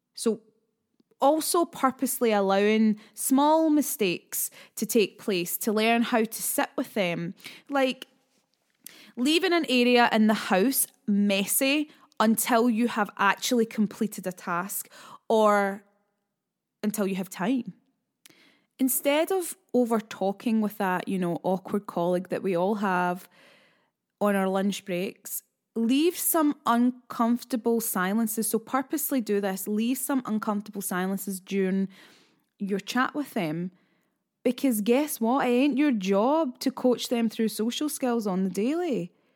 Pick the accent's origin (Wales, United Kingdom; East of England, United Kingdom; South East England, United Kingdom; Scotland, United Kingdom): Scotland, United Kingdom; being a Scottish lass